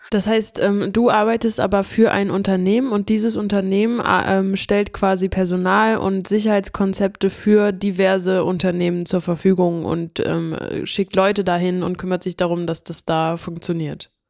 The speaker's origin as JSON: {"language": "German", "region": "Hamburg", "country": "Germany", "moved": "yes"}